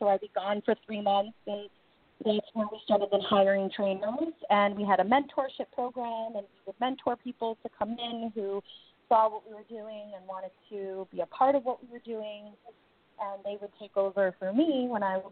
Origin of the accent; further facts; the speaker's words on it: Connecticut, United States; now in New York City, United States; I grew up in Connecticut